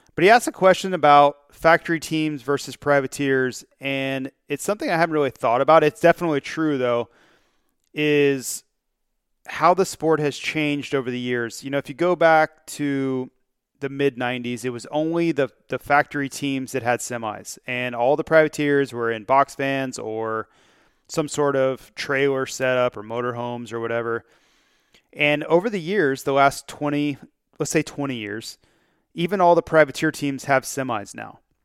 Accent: Florida, United States; growing up in Florida

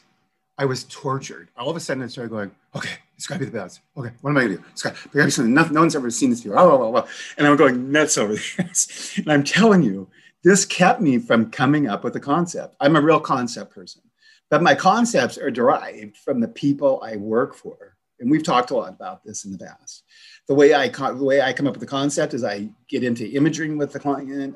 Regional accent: the Northwest, Pacific Northwest, United States; I'm from the Northwest

